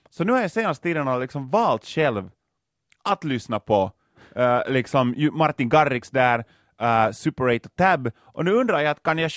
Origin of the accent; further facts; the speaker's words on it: Lapinjärvi, Uusimaa, Finland; Inte så många fanns det inte faktiskt hemma i Lappträsk.